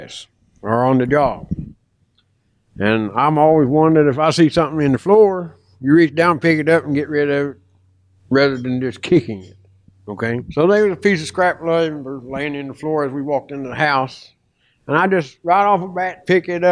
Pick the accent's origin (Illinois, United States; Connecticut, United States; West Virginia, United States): West Virginia, United States; Fort Gay; born or raised there; moved away as an adult; also born or lived in North Carolina